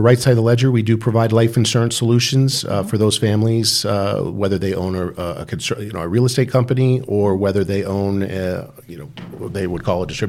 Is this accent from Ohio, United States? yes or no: yes; Dayton, Ohio, United States; born there; I was born in Dayton, Ohio. Which is where my parents were also born.